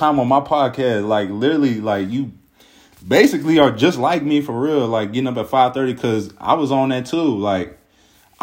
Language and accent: English; Cincinnati, Ohio, United States; now in Kent, United States; we're originally from Cincinnati